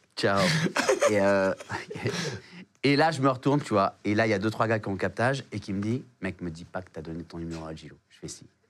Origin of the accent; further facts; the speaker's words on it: Réunion; also born or lived in South Africa; now in Paris, France; chez moi à La Réunion